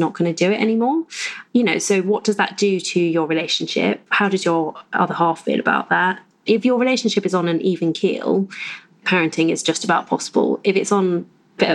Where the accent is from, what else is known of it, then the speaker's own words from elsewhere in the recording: United Kingdom; we are British mostly.